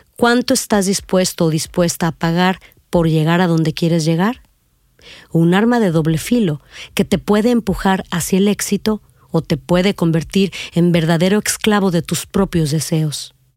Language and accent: Spanish; Reynosa, Tamaulipas, Mexico; also born or lived in Mexico City; Nací en la Ciudad de México el 23 de diciembre de 1969, pero me considero de Reynosa, Tamaulipas, donde pasé los primeros años de mi vida